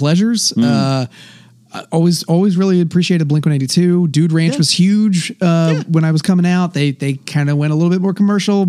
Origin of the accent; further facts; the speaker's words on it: Charlottesville, Virginia, United States; my home state of Virginia.